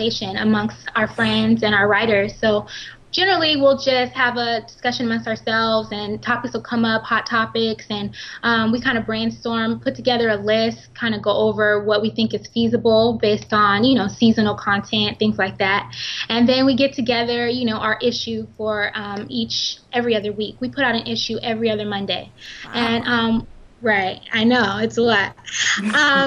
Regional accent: Inland Empire, California, United States; also born or lived in Los Angeles; I'm originally from the Inland Empire

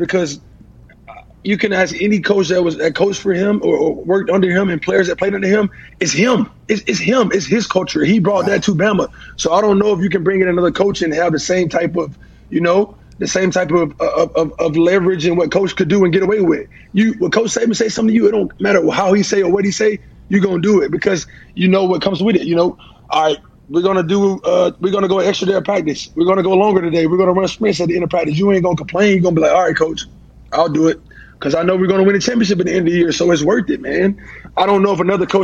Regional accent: Alabama, United States; I'm from Alabama. I'm originally from Alabama

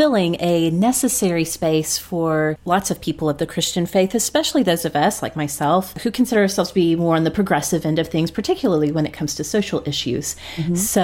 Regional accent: Oklahoma, United States; growing up in Oklahoma

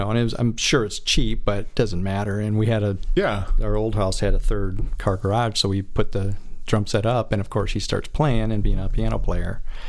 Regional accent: Michigan, United States; now in California, United States; I'm from Michigan originally

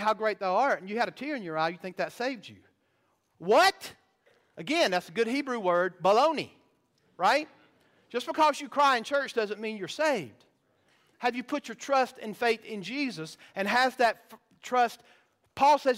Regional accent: the South, United States; I grew up in the South

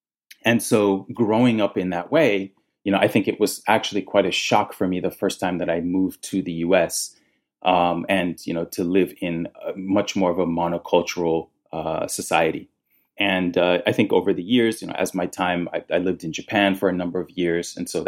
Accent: Nigeria; I am a third culture kid, which essentially means I am from three cultures. The first being I am Nigerian.

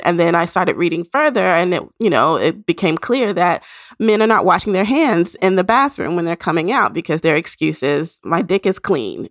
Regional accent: Nashville, Tennessee, United States; moved away; Nashville, the, my hometown

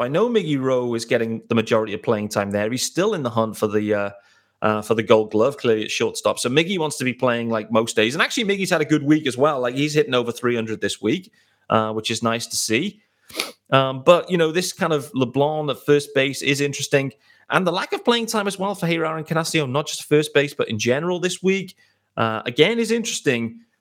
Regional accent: United Kingdom; I am extremely excited as a British baseball fan

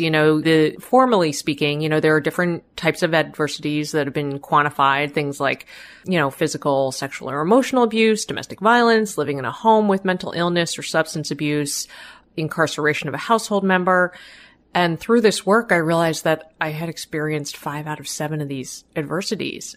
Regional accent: Boston, Massachusetts, United States; I grew up in the Boston area, family of immigrants

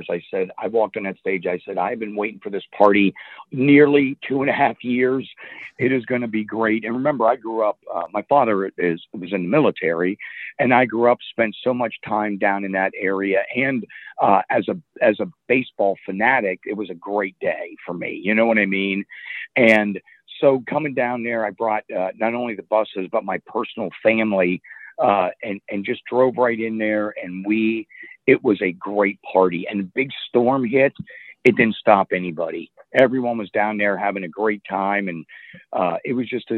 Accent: Butler, Pennsylvania, United States; also born or lived in Virginia / Mechanicsburg, Pennsylvania; I grew up in Butler, Pennsylvania

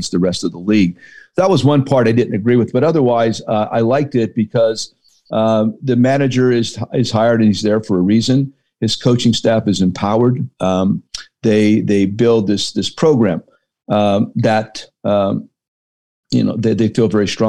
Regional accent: Hazleton, Pennsylvania, United States; me growing up in Hazleton, PA

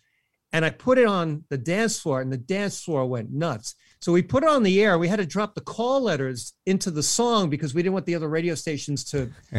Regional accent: New York City, New York, United States; now in Long Island, United States; I was born in Brooklyn and I live on Long Island.

